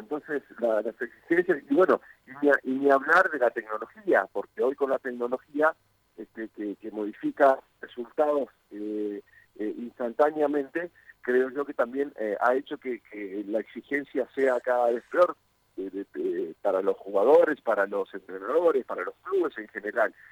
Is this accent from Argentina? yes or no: yes; Argentina; now in Mexico; Soy argentino, más allá de que este, vivo en México